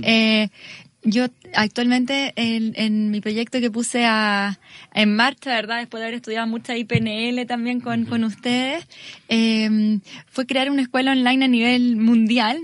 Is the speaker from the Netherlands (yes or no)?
no; Chile; moved away as an adult; now in Salamanca, Spain; Soy de Chile, soy de Chile y estoy viviendo ya acá hace ya casi cuatro